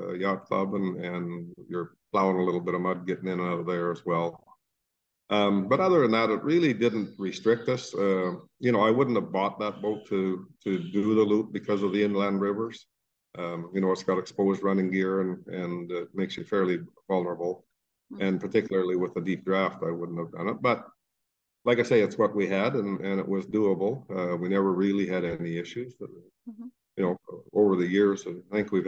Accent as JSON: {"language": "English", "country": "Canada", "said": "we're Canadian citizens"}